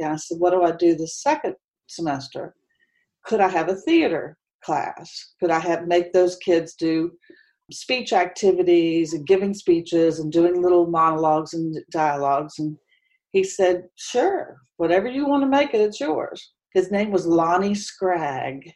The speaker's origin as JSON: {"language": "English", "town": "Huntington", "region": "West Virginia", "country": "United States", "tie": "born or raised there", "moved": "as an adult", "lives_now": "Charlotte, United States", "said": "I grew up in Huntington, West Virginia."}